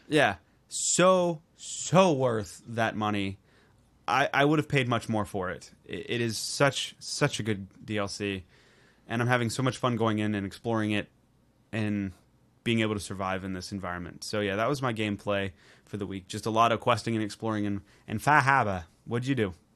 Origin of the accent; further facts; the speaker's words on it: Baltimore, Maryland, United States; I'm from Northern Baltimore area. We deal in a lot of crabs.